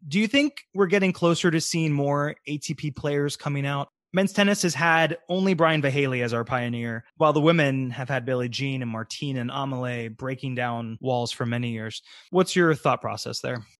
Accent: Tampa, Florida, United States; I'm from Tampa, Florida, born and raised, so I know it very well. I'm from North Tampa

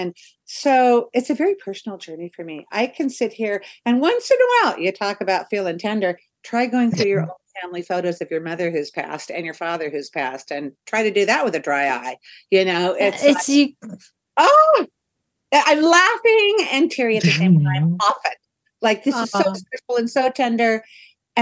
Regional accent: Portland, United States; moved away; I'm from Portland.

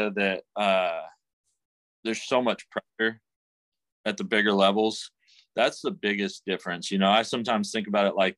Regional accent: Memphis, Tennessee, United States; I'm from Memphis originally

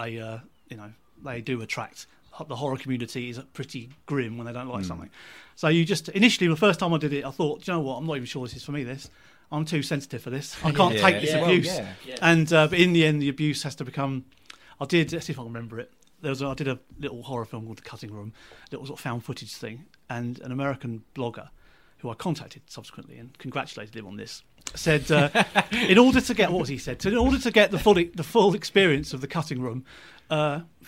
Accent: Seaford, South East England, United Kingdom; also born or lived in Brighton / Newhaven; I lived in Seaford, New Haven, Brighton for a short time, just around the place really, and ended up back in Seaford where I kind of grew up

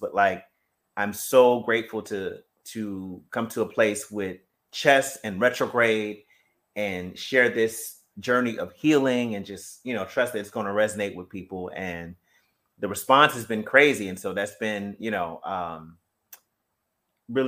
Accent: Gary, Indiana, United States; I grew up in Gary, Indiana.

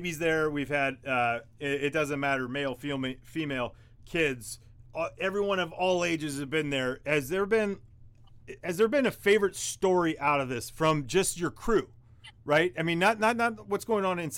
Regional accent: Bay Area, California, United States; I'm born and raised in the Bay Area

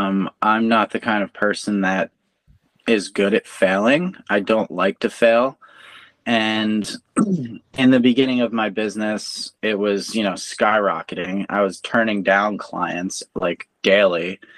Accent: East Coast, United States; moved away; I'm originally from the East Coast, so we're super fast paced

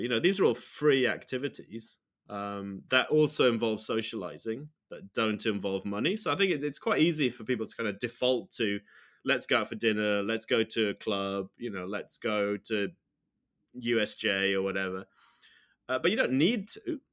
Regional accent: United Kingdom; moved away as an adult; now in Sendai, Japan; As a U K citizen

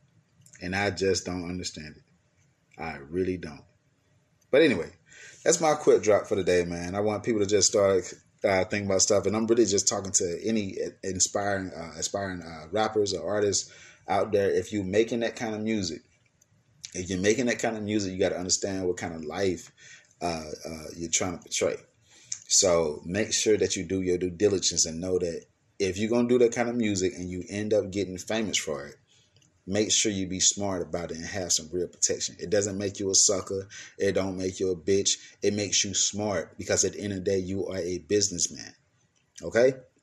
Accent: Atlanta, Georgia, United States; the city that I'm from, A-Town, I'm from Atlanta, Georgia

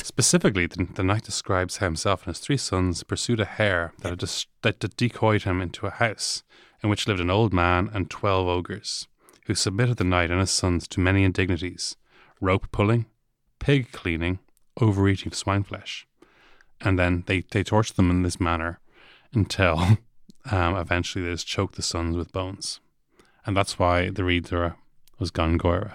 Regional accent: Dublin, Leinster, Ireland; I'm from Rath Varna, which at one point in history is considered Wicklow

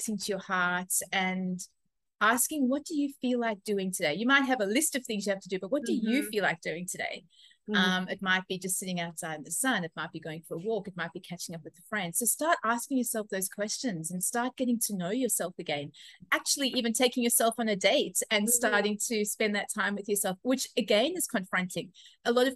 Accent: South Africa; now in Australia; I am originally from South Africa, but living in Australia at the moment.

